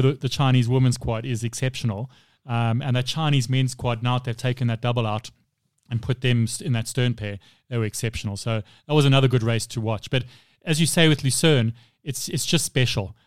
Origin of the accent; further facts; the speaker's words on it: South Africa; being a South African